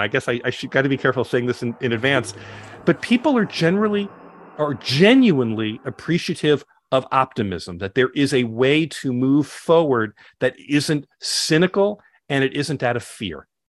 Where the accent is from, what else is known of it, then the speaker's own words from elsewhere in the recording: Scottsdale, Arizona, United States; here in my hometown in Scottsdale, Arizona